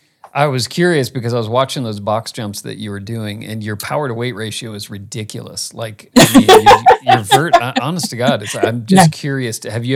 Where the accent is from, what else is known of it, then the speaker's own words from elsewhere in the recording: Phoenix, Arizona, United States; now in Colorado, United States; I'm from Phoenix. That's where we were founded. Actually, I moved up to Colorado.